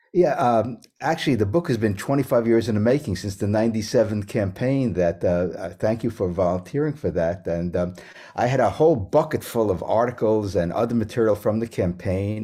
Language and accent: English; New York City, New York, United States; also born or lived in West Germany / Manhattan / Bronx; growing up in New York City